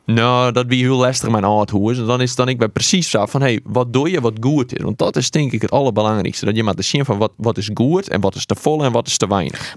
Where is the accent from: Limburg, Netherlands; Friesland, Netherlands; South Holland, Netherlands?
Friesland, Netherlands; Harkema; accent: Wâldpyk; ik kom uit Harkema